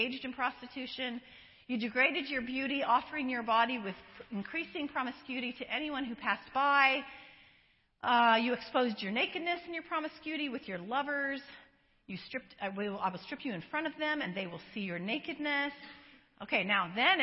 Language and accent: English; Colorado, United States; now in San Diego, United States; I live in San Diego. I was born in, not born, but I was raised in Colorado